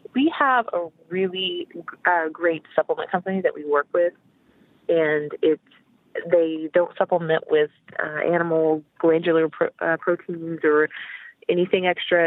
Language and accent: English; Oklahoma, United States; now in Texas, United States; I was raised in Oklahoma, which is the state above Texas